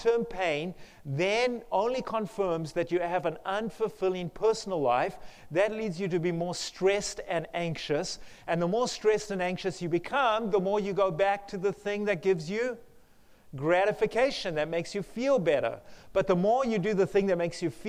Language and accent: English; South Africa; accent: South African; moved away; the one campus I used to live at in South Africa. That's where my accent is from.